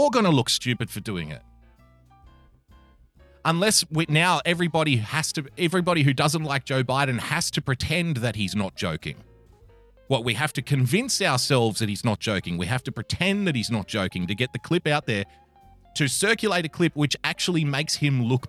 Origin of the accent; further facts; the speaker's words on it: Australia; this comes all the way from the great nation of Australia. Formerly my home country, now I am a citizen